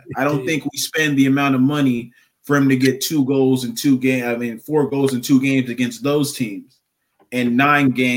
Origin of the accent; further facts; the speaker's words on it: United States; I'm from America